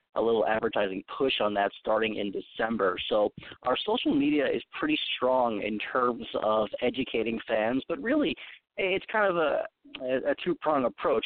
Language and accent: English; Long Island, New York, United States; I'm from Long Island. We grew up with classic rock stations